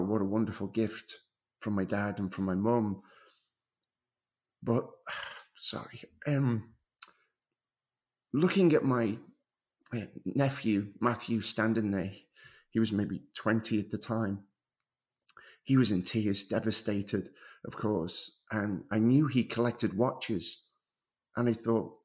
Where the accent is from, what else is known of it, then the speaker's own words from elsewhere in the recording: Liverpool, North West England, United Kingdom; moved away as an adult; now in North Carolina, United States; I'm actually from Liverpool, England. I moved to the States over 20 years ago now